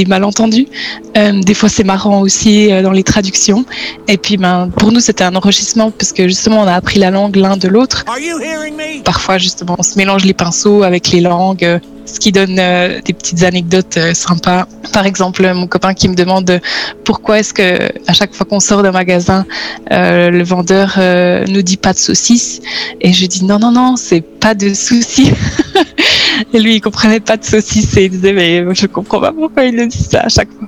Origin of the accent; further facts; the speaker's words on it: Switzerland; also born or lived in Netherlands; je suis suisse